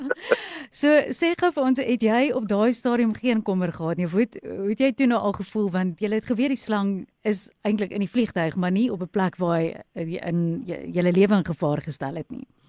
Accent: South Africa; ons as Suid-Afrikaners

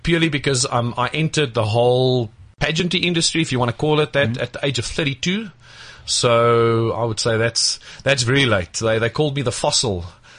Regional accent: Pretoria, Gauteng, South Africa; also born or lived in Akerhof; I come from Pretoria, grew up there, born and bred.

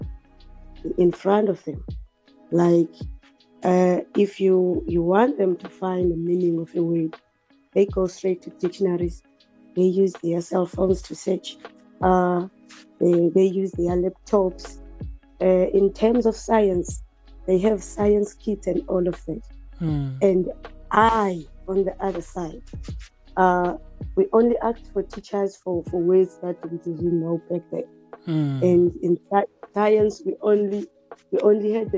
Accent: Willowvale, Eastern Cape, South Africa; moved away as an adult; now in Port Elizabeth, South Africa; I was born and bred in Willowvale

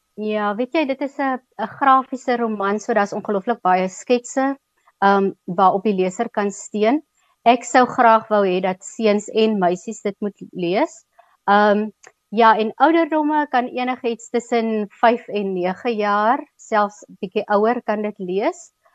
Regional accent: Keimoes, Northern Cape, South Africa; also born or lived in Upington; Ek het op Kuimus groot geword, laerskool op Kuimus gedoen

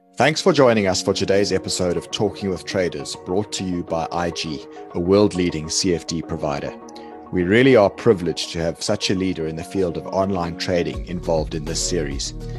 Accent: South Africa; now in London, United Kingdom; I'm South African originally, I still am, but I live in the U K, based in, in London now

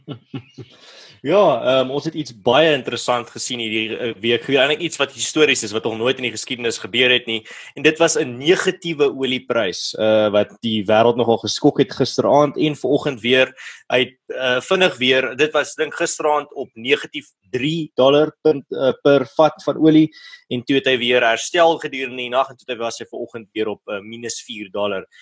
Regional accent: Malmesbury, Western Cape, South Africa; my tuisdorp van Mamesbury

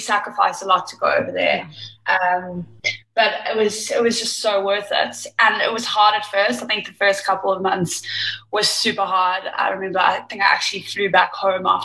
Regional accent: Durban, KwaZulu-Natal, South Africa; moved away as an adult; also born or lived in Liverpool, United Kingdom; born and raised in South Africa in Durban

